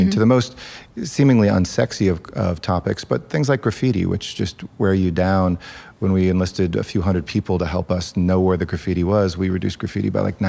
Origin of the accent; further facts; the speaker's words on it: Los Angeles, California, United States; I'm one of these rare natives of Los Angeles, actually a fourth generation Angeleno. My newest family member to come here was my grandfather over 100 years ago. But I represent the city's absolute sprawling and beautiful diversity. I'm half Mexican, half Jewish with an Italian last name.